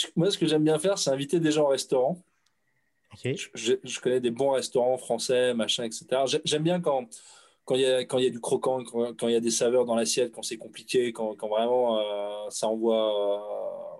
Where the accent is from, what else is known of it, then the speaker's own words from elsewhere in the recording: France; Mes parents sont français, mes grands-parents sont français, mes arrière-grands-parents sont français. Tu me demandes mon origine. Je suis français